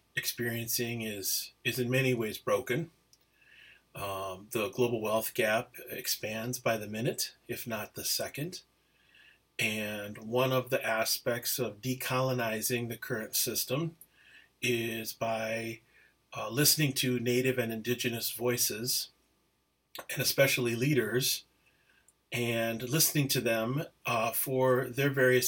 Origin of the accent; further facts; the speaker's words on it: Menomonie, Wisconsin, United States; also born or lived in Apia, Samoa; now in Twin Cities, United States; Grew up primarily in Menominee, Wisconsin, a beautiful little town